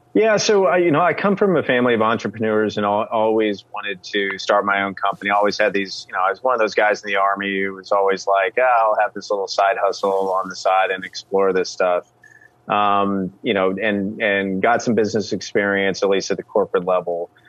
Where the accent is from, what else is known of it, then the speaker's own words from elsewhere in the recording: the Ozarks, United States; moved away; also born or lived in San Francisco / Washington, District of Columbia, United States; my hometown in the Ozarks